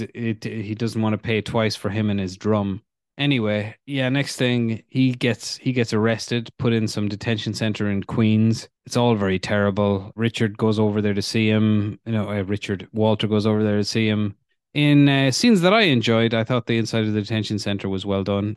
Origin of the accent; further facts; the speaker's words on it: Ireland; growing up in Ireland, in the fucking nineties